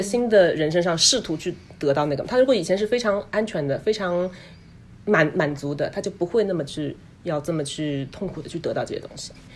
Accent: China; now in United States; 我们中国人群体里面，华人嗯。群体里面

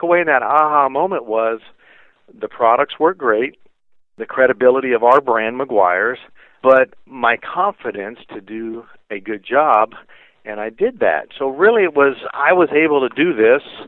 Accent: Carlsbad, California, United States; moved away; also born or lived in Orange County; I was actually grew up in Carlsbad, which is, you know, North San Diego County.

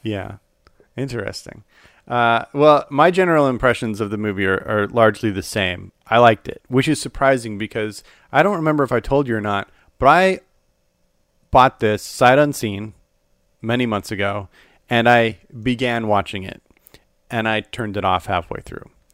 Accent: Salt Lake City, Utah, United States; moved away; also born or lived in Phoenix / Dallas; I grew up in Salt Lake City, Utah

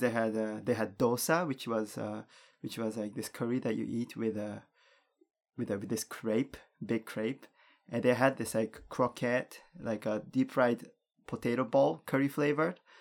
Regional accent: Japan; also born or lived in Canada; growing up in Japan

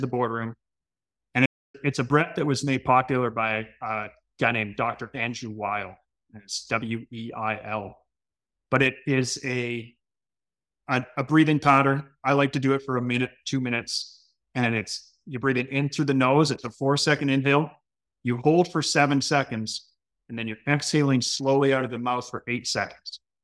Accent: Canada; being Canadian

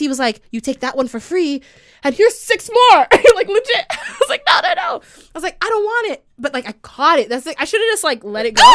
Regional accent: Canada; I was the only Canadian.

